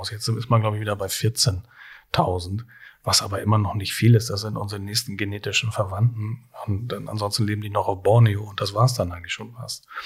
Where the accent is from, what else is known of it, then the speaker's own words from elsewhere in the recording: Hamburg, Germany; was äh, vielleicht typisch für meinen Beruf als Hamburger Kaffeekaufmann ist.